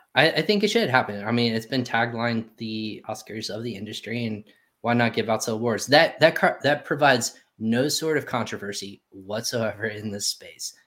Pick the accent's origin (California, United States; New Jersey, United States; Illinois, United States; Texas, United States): Texas, United States; I was born in Texas, so I have Texas running through my veins